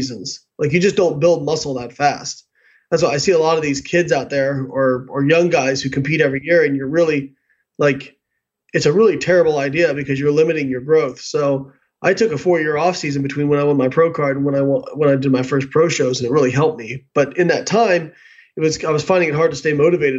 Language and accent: English; Evansville, Indiana, United States; moved away; I grew up in Evansville, Indiana